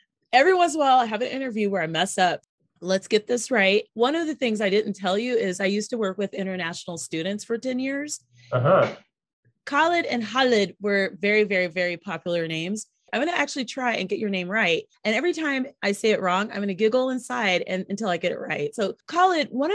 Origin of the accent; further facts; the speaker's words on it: United States; as an American